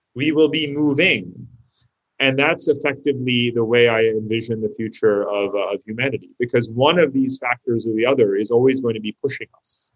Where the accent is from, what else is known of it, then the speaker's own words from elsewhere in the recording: United States; I grew up as an American.